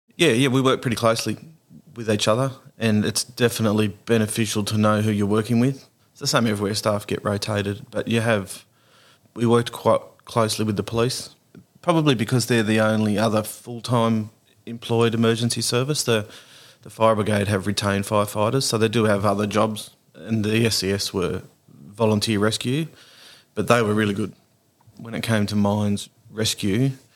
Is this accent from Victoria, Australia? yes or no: no; Beaconsfield, Tasmania, Australia; also born or lived in Lightning Ridge; now in Nambucca Valley, Australia; I'm from Tassie.